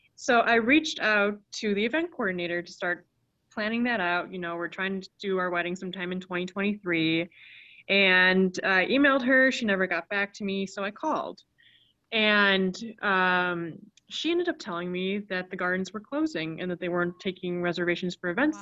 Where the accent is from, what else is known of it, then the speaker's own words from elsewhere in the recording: Chicago, Illinois, United States; I grew up in the Chicagoland area